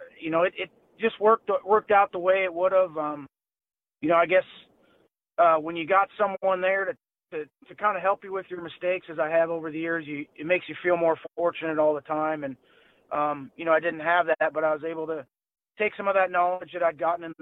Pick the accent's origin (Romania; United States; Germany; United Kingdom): United States; North Dakota; I'm from North Dakota.